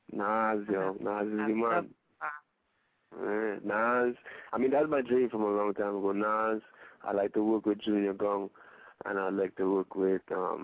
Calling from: Trinidad & Tobago; I mean, I am calling from Trinidad, so.

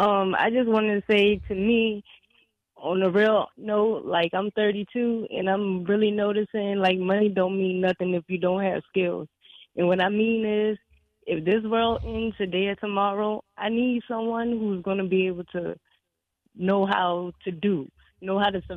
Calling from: New Orleans, Louisiana, United States; And this is … from New Orleans.

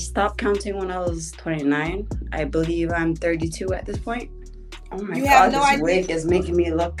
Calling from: Ontario, Canada; I'm calling you from Canada

